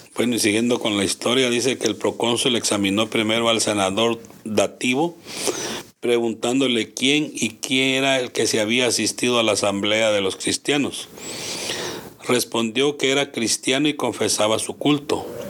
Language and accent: Spanish; Guatemala; en mi país